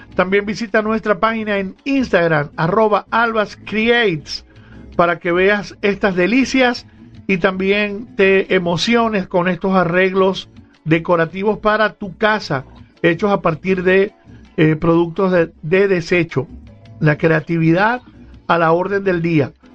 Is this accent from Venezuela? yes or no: yes; Venezuela; como venezolanos